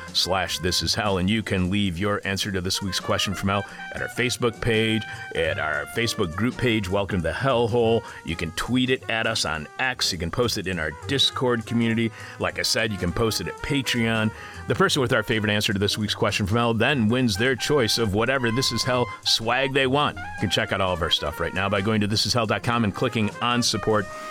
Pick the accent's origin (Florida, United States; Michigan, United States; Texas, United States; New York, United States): Michigan, United States; southeastern; in my home state of Michigan, southeastern Michigan, actually where I was born and raised.